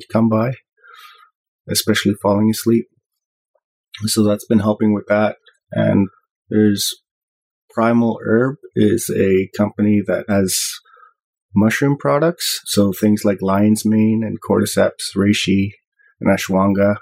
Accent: Ontario, Canada; now in British Columbia, Canada; I grew up in Ontario

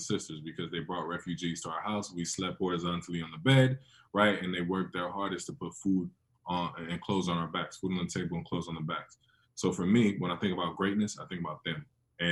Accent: San Francisco, California, United States; I was born in San Francisco, but I'm in Liberia like once a year

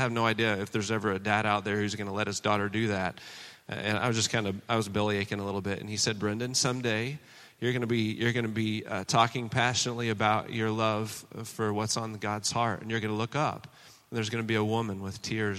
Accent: Oklahoma, United States; moved away as an adult; also born or lived in China; now in Boston, United States; I was born in Oklahoma

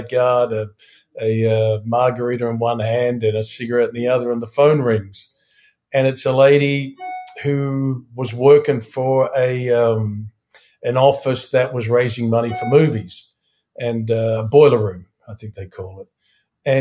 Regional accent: New Zealand; also born or lived in Studio City, Los Angeles, United States; now in Toronto, Canada; I'm from New Zealand. I'm currently resident in Toronto, Canada

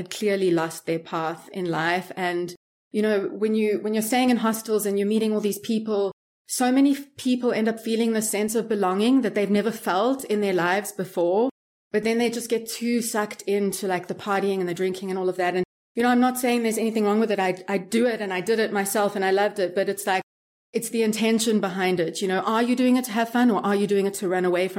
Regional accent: Johannesburg, Gauteng, South Africa; moved away as an adult; also born or lived in Miami, United States / New York City, United States; now in Thailand; I grew up in Johannesburg, which is like the most unsafe city in the world

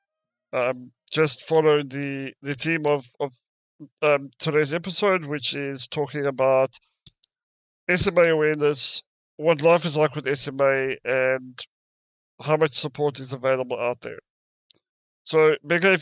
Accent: South Africa; now in United Kingdom; I'm originally from South Africa, and the medical system is not as ahead as what it is here in the UK

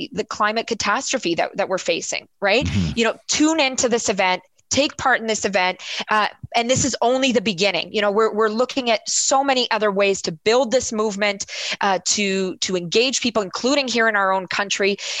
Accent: Canada; as a Canadian council member

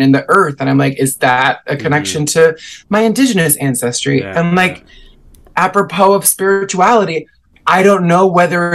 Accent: New York, United States; I was raised in New York, but my family is like 100% Puerto Rican

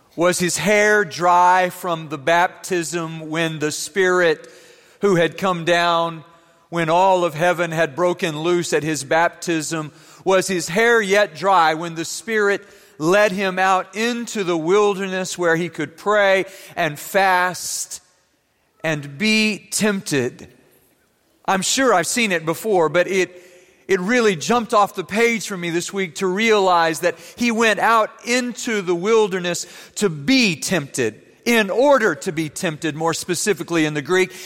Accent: Germany; moved away; Growing up in Germany, I used to ride with my classmates down the Rhine River in a boat

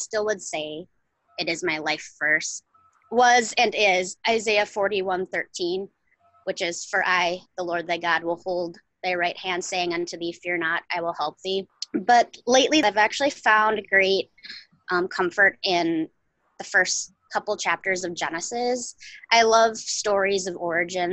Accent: Wisconsin, United States; I born and reared a Wisconsin girl. I'm a northern girl for sure, of the ice and tundra

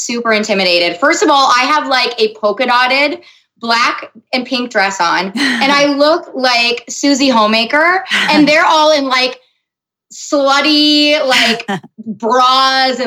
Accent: Minnesota, United States; also born or lived in Los Angeles; they call us Minnesota nice

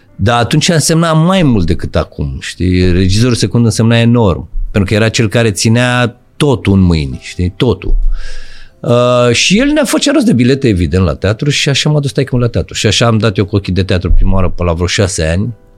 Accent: Bucharest, Romania; eu am copilărit în Pantelimon, la Morarilor, Parcul da, Morarilor

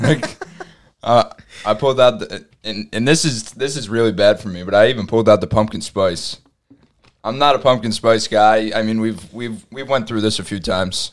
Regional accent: New York, United States; we're from New York

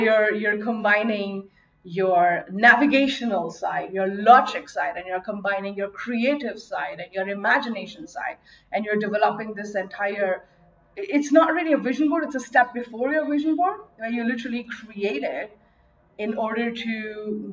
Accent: Mumbai, Maharashtra, India; I grew up in Mumbai, India

